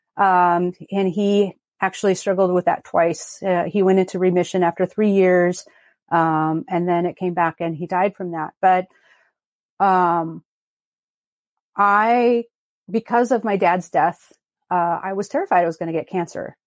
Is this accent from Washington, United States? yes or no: yes; Longview, Washington, United States; I grew up in Southwest Washington in a town called Longview